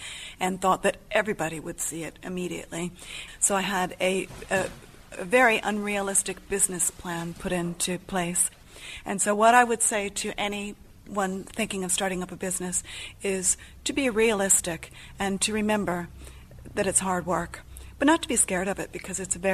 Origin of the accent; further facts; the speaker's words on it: United States; moved away as an adult; now in Exeter, United Kingdom; I'm American, but I have actually lived in England now longer than I lived in the States